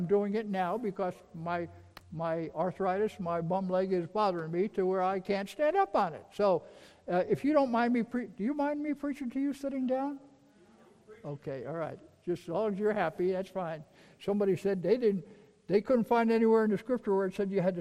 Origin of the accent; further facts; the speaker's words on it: New York, United States; I'm from New York.